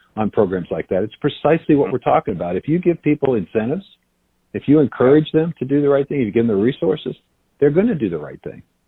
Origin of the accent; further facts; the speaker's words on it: Iowa, United States; I am the United States Secretary of Agriculture, but I am also from Iowa